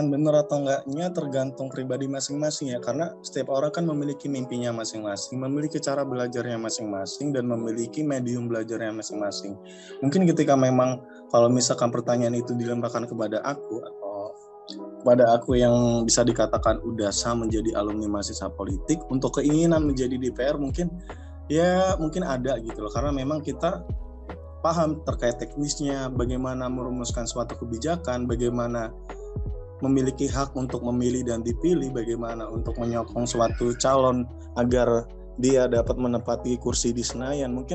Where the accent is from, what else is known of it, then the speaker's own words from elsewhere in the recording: Surabaya, East Java, Indonesia; Aku asli Surabaya.